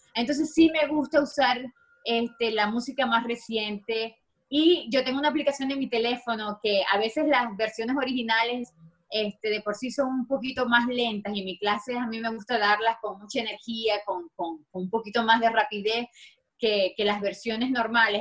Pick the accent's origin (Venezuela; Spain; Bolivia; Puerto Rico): Venezuela; Maracaibo, Zulia; moved away as an adult; now in Los Angeles, United States; ya yo tengo más tiempo viviendo aquí en Los Ángeles que lo que viví en Venezuela